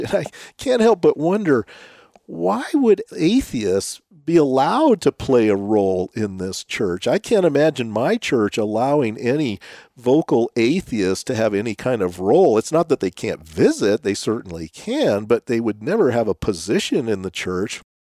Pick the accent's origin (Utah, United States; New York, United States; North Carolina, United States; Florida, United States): Utah, United States; we're from Utah